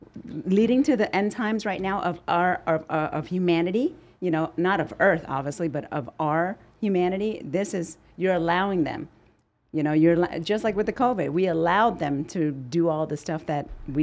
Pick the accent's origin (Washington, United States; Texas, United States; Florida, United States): Texas, United States; I grew up in Texas